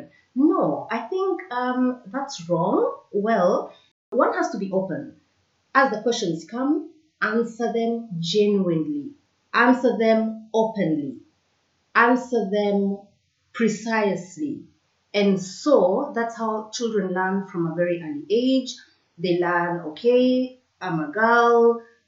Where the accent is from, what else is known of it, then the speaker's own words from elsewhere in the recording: Kenya; moved away; I grew up in Kenya